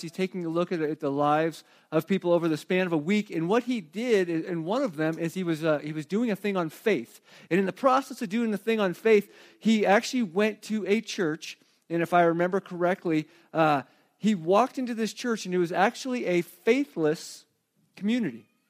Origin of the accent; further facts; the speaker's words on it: Arizona, United States; also born or lived in Flagstaff, Arizona; I grew up in Arizona